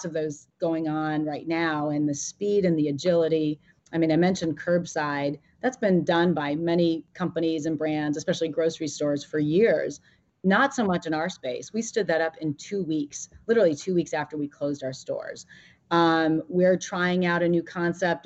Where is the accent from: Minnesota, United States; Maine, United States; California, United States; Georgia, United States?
Maine, United States; moved away as an adult; also born or lived in Massachusetts / Seattle; I grew up in Maine. I went to school in Massachusetts